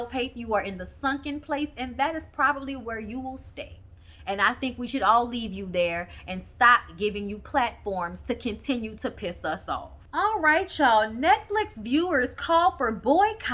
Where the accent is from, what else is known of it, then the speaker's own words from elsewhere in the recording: New Orleans, Louisiana, United States; I grew up in New Orleans